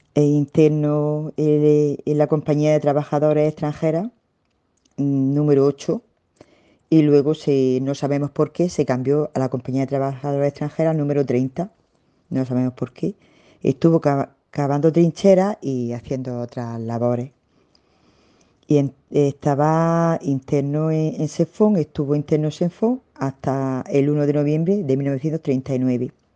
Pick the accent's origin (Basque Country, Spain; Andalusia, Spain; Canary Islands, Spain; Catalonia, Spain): Andalusia, Spain; Alhama de Almería; yo trabajaba en, el balneario de mi pueblo, en Alama de Almería